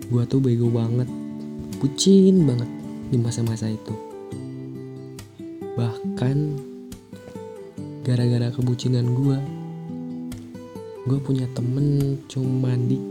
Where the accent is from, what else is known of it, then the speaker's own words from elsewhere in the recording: Ciamis, West Java, Indonesia; Asal gue dari Ciamis You know lah Ciamis